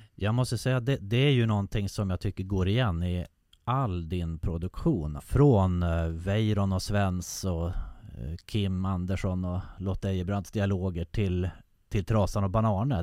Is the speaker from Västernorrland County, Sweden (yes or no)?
yes; Härnösand, Västernorrland County, Sweden; Härnösand där jag växte upp.